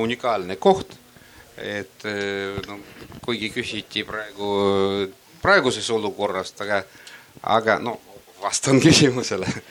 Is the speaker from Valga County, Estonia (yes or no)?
yes; Valga, Valga County, Estonia; ma olen siis Valgast